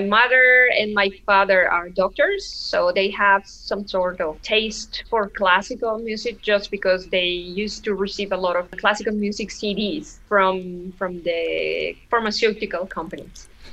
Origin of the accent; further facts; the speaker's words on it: Oaxaca, Mexico; Oaxaca, my hometown